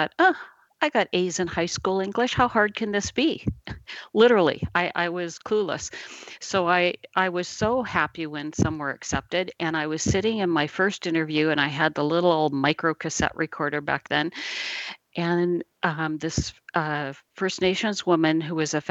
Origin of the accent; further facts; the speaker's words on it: Midwest, United States; I was born in the Midwest in a tiny little town